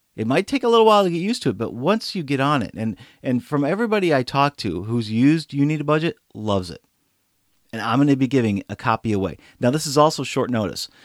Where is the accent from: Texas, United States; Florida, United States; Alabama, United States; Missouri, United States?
Missouri, United States; St. Louis; my hometown. It's actually here in Saint Louis